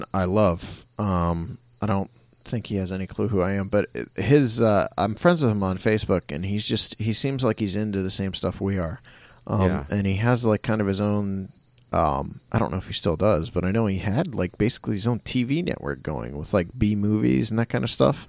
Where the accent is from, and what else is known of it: Wadsworth, Ohio, United States; born or raised there